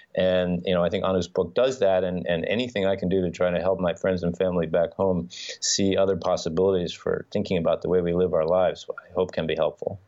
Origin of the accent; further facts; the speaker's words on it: United States; moved away as an adult; also born or lived in New York; now in Finland; as someone who grew up in the US and has family and friends there